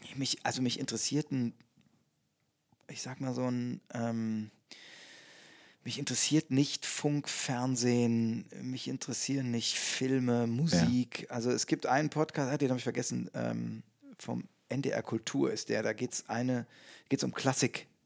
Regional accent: Bonn / Cologne area, North Rhine-Westphalia, Germany; nach Bonn verlagern oder nach Köln verlagern, also mehr in meine Heimat

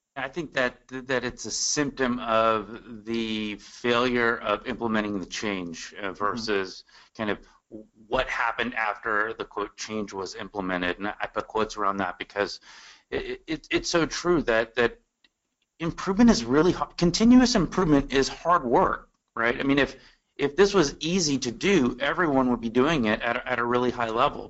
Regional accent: Austin and San Antonio, Texas, United States; I'm from Austin and San Antonio.

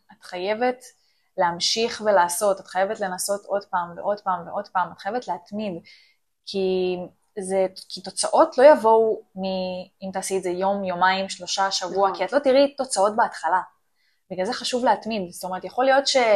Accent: Ramla, Central District, Israel; אני מרמלה

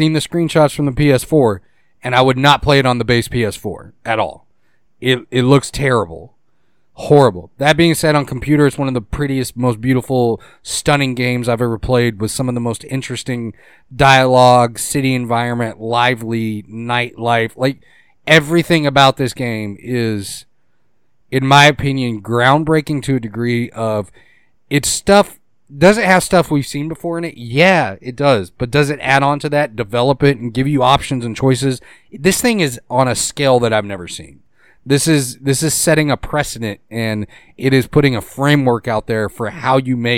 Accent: Boston, Massachusetts, United States; Pick up my car. I'm from Boston. Give me my car.

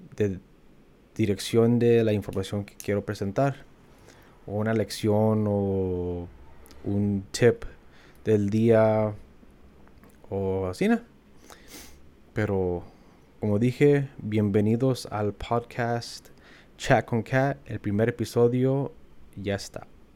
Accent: Wisconsin, United States; moved away as an adult; also born or lived in Kansas; now in Los Angeles, United States; cuando me preguntan de dónde soy, yo siempre digo que soy de Wisconsin porque pues, ahí crecí

